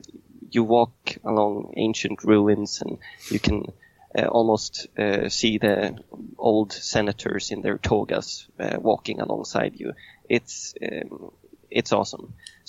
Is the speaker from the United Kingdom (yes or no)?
no; Sweden; English is a second language; now in Rome, Italy; I came from Sweden. I moved down to Italy. And I landed eventually in Rome.